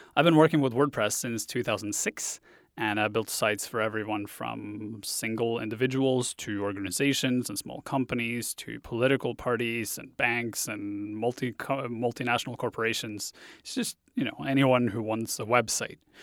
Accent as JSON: {"language": "English", "country": "Norway", "tie": "born or raised there", "first_language": "Norwegian", "second_language": "English", "moved": "as an adult", "said": "I grew up in Norway. I spent the first twenty-two years of my life there. So English is my second language"}